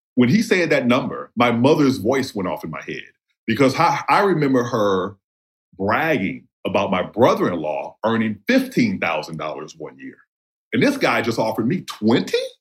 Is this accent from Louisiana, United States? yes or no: yes; New Orleans, Louisiana, United States; also born or lived in Jasper County, Mississippi / South Central Los Angeles; I was born in New Orleans, and my home community is New Orleans East. My father is from rural Mississippi, so I spent half of my you know pre 18 life there